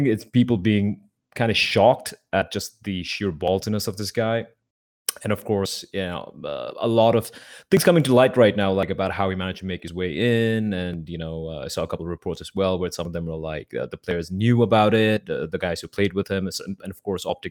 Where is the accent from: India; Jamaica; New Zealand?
India; I'm from India as well